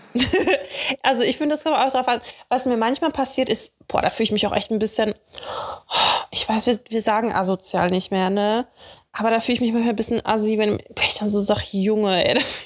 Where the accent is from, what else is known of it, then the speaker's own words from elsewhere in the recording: Dortmund, North Rhine-Westphalia, Germany; now in Cologne, Germany; in Dortmund, in meiner Heimat